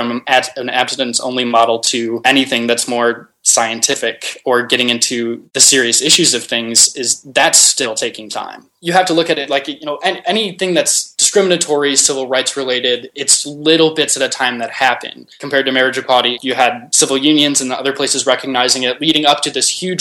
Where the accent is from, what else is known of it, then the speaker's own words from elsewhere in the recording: 35 miles north of Detroit, Michigan, United States; moved away as an adult; also born or lived in Maryland / Chicago, Illinois; I actually grew up in a small town, small rural town on the border of Michigan and Canada along the river there, about 35 miles north of Detroit. Spent 18 years of my life there.